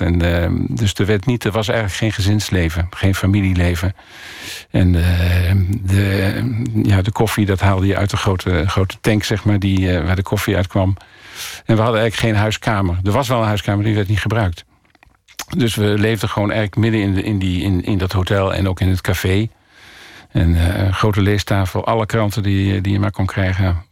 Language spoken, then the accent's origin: Dutch; Ommen, Overijssel, Netherlands; also born or lived in Africa; now in Borne, Netherlands; ik kom uit Ommen, dus ik wilde wel graag in die hoek van Nederland zitten, dus in Oost-Nederland.